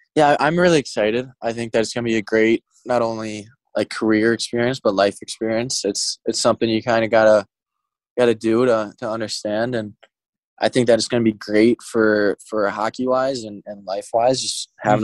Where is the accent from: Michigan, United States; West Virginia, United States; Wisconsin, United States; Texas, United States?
Michigan, United States; Mount Clemens; moved away; I always end up coming back to Mount Clemens for the summer. It's just like this is my hometown